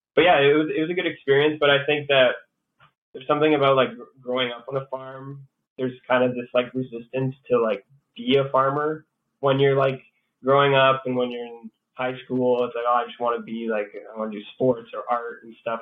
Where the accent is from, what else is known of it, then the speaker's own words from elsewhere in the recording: Sudbury, Ontario, Canada; moved away as an adult; also born or lived in Chelmsford, Ontario / Montreal, Quebec; I grew up here in Sudbury, and um, I grew up on a cattle farm in Chelmsford